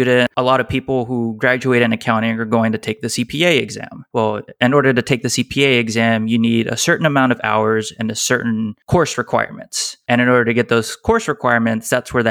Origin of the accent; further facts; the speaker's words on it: Pasadena, Texas, United States; I grew up in Pasadena, Texas